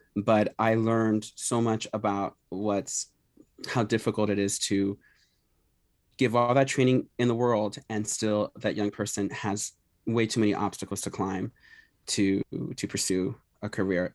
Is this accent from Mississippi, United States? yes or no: no; Philadelphia, Pennsylvania, United States; I grew up here in Philadelphia, born and raised